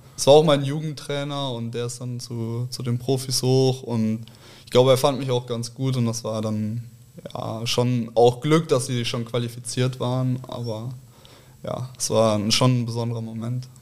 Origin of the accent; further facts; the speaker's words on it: Cologne, North Rhine-Westphalia, Germany; moved away as an adult; now in Hamburg, Germany; ich aus Köln komme, gebürtig, in also in Köln geboren, da auch äh, groß geworden, aufgewachsen